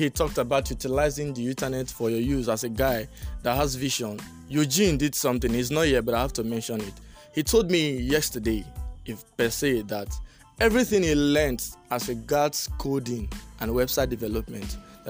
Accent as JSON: {"language": "English", "country": "Nigeria", "said": "as a Nigerian student"}